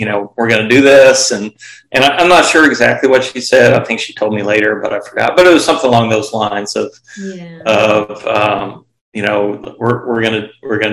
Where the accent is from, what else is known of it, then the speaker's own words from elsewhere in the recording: Austin, Texas, United States; moved away; also born or lived in Lubbock, Texas; I still call it my hometown